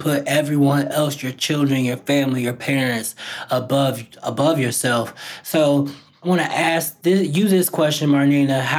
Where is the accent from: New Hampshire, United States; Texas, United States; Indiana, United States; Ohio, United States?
Indiana, United States; my home state of Indiana